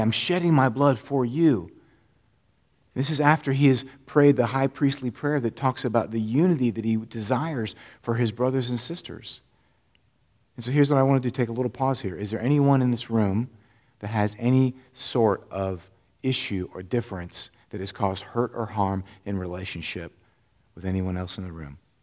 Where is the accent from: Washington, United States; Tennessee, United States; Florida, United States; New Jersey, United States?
Florida, United States; moved away; I grew up in Florida